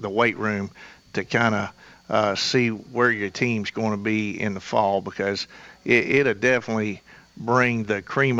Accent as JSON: {"language": "English", "town": "Murfreesboro", "region": "Tennessee", "country": "United States", "said": "I'm from Murfreesboro."}